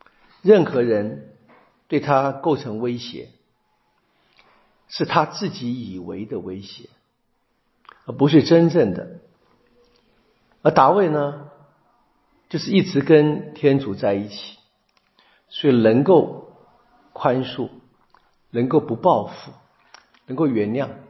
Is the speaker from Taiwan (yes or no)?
no; China; 我们中国人说的比较好听的是“不看生面看佛面”，比较难听的是“打狗看主人”。